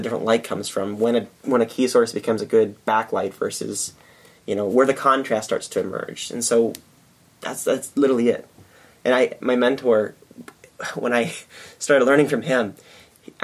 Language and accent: English; Midwest, United States; accent: Midwestern; my shitty Midwestern accent